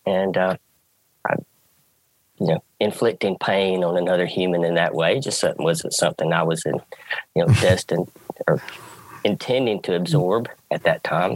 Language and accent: English; the South, United States; I grew up in the South. Football dominates